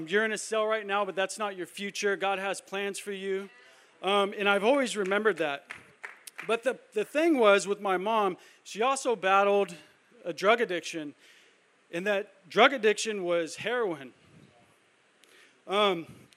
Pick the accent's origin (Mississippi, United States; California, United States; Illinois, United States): California, United States; El Cajon; I grew up in El Cajon, went to school here, went to elementary school, middle school, high school